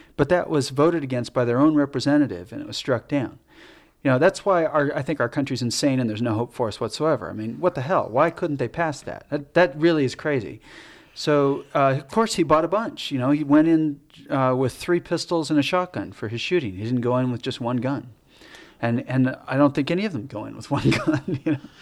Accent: United States; I'm American, you know, this is where I'm from.

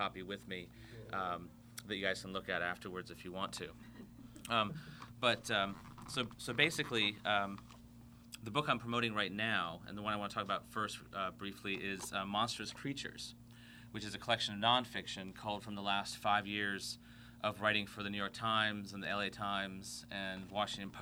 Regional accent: Fiji; Growing up in the Fiji Islands

